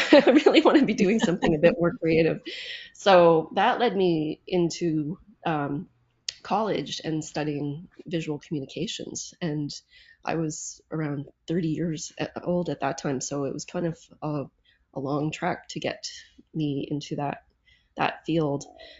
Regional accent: Charlottetown, Prince Edward Island, Canada; moved away as an adult; also born or lived in Toronto, Ontario / Nunavut; now in Ontario, Canada; I am from the East Coast, and I was born and raised in Charlottetown, the capital of Prince Edward Island.

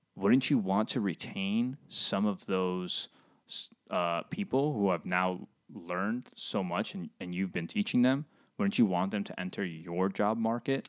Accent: New York, United States; moved away as an adult; now in Finland; I'm originally from New York

